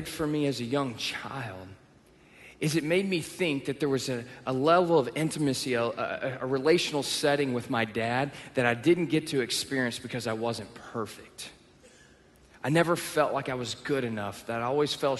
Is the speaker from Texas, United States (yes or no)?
yes; Texas, United States; moved away; I'm from the South. I grew up in Texas